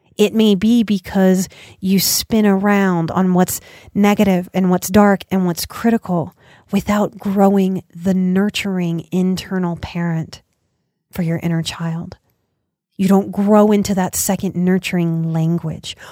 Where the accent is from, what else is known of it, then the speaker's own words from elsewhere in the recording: United States; as an American